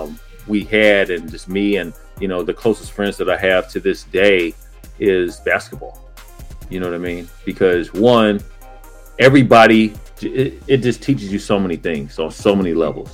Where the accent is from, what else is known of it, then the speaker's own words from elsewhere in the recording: Pomona, California, United States; I grew up in Pomona, California